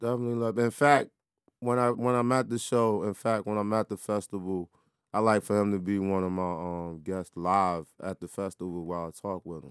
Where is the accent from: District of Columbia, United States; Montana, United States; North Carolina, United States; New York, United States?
District of Columbia, United States; Washington; inside my hometown